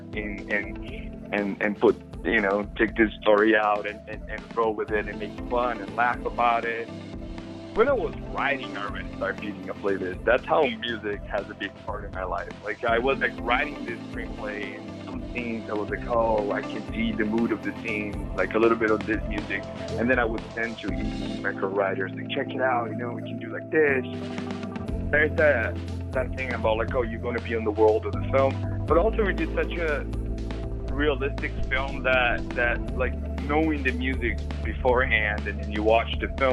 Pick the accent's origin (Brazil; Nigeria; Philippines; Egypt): Brazil; moved away as an adult; now in Ireland; growing up in Brazil